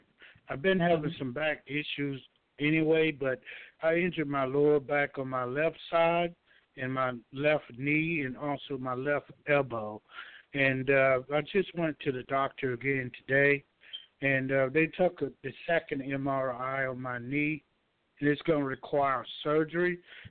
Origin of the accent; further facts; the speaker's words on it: Georgia, United States; I'm from Georgia.